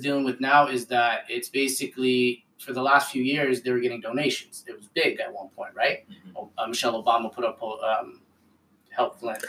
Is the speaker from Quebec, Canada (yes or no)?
no; Ottawa, Ontario, Canada; I love growing up in Ottawa